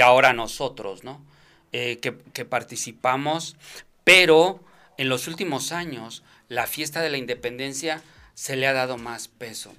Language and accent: Spanish; Mexico; now in Denver, United States; los pocos mexicanos que estábamos ahí